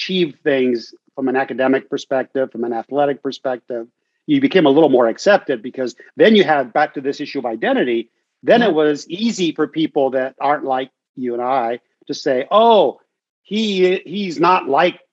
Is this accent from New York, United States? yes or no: no; Norwalk, California, United States; also born or lived in Huntington Beach, California; I grew up in East LA. That's where we were living, a town called Norwalk